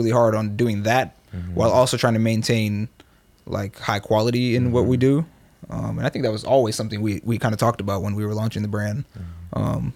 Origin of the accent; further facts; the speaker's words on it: Oakland, California, United States; moved away as an adult; also born or lived in Berkeley, California; I grew up here in Oakland and Berkeley.